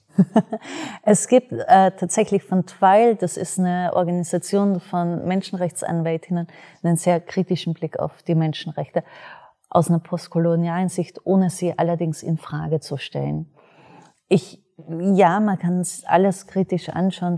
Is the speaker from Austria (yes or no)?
yes; Austria; ich selber bin Österreicherin